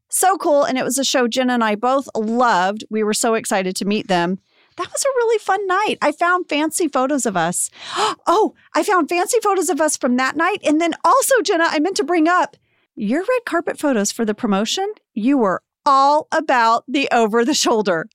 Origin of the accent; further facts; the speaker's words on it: the American South, United States; accent: Southern; I sound Southern